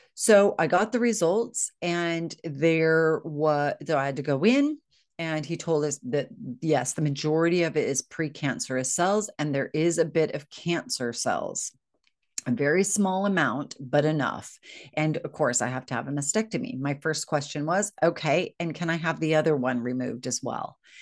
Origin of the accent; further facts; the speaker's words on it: United States; moved away as an adult; now in United Kingdom; I'm American. I know I live in the UK